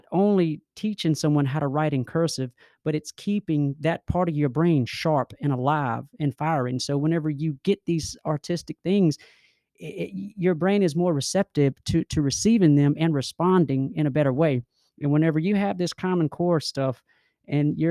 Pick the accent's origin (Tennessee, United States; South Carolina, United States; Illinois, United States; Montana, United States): South Carolina, United States; Fairfield County; I'm from Fairfield County, and my office is down here in Columbia